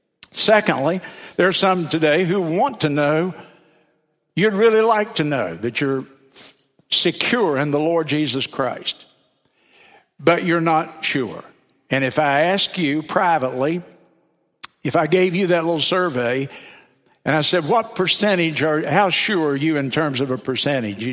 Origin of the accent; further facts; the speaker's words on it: South Carolina, United States; I'm from South Carolina